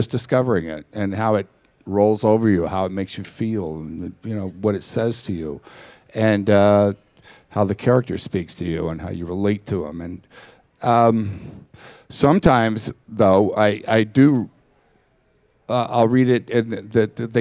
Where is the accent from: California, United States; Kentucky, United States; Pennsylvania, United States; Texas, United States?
Texas, United States; I grew up in Texas with the cowboy thing